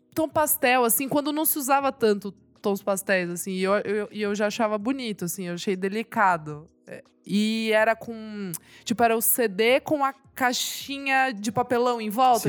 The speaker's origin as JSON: {"language": "Portuguese", "town": "Sorocaba", "region": "São Paulo", "country": "Brazil", "said": "Eu não morava aqui, né? Eu sou de Sorocaba"}